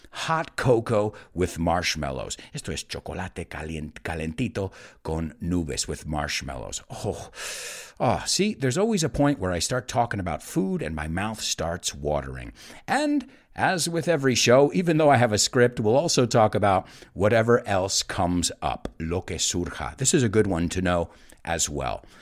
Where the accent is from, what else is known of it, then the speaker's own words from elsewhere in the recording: New York, United States; moved away; I grew up in the United States. I grew up in New York, a multicultural city.